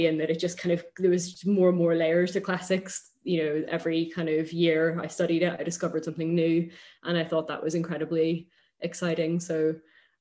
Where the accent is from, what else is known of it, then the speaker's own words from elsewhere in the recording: Northern Ireland, United Kingdom; moved away as an adult; also born or lived in Oxford; growing up in Northern Ireland